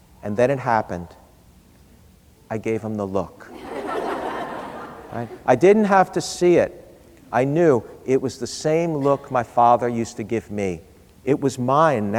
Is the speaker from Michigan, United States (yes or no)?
no; New York City, New York, United States; When I was a boy growing up in New York City